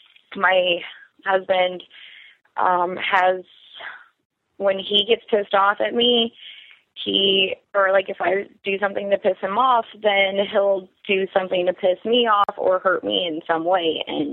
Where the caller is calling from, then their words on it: Anchorage, Alaska, United States; I'm calling from Anchorage, Alaska. 25 and recently married.